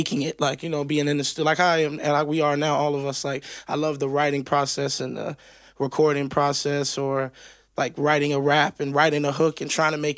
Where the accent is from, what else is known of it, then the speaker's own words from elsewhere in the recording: Miami, Florida, United States; I grew up in Miami where there was like this diversity of like Cuban music